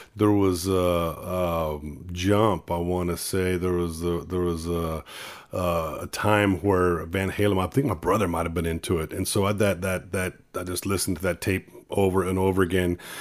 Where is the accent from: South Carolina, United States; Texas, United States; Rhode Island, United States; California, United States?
Texas, United States; Sandia; also born or lived in Corpus Christi, Texas; born in Corpus, but I grew up on a dairy farm in Sandia, Texas, uh, right outside of Cal Allen.